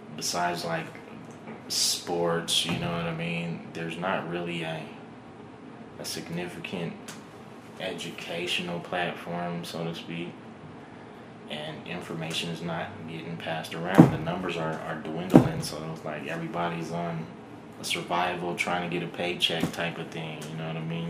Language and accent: English; Reno, Nevada, United States; I'm born and raised in Reno